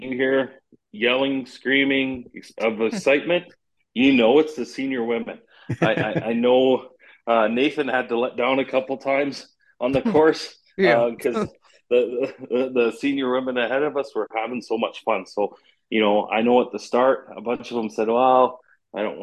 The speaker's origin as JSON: {"language": "English", "country": "Canada", "said": "being Canadian"}